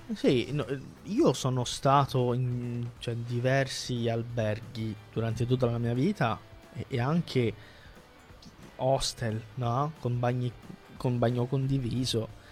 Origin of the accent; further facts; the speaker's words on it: Calabria, Italy; della Calabria, da dove vengo io